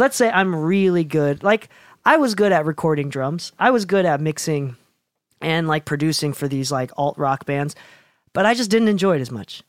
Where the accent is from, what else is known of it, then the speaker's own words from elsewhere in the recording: Chicago, Illinois, United States; now in Provo, United States; I grew up in Chicago